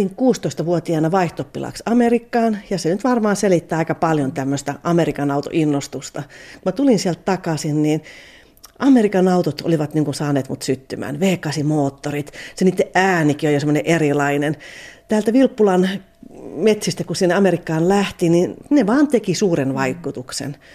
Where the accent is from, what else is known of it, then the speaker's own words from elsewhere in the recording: Kanala, Finland; Kato, kun me ollaan Kanalasta, niin meillä oli neljä tyttöä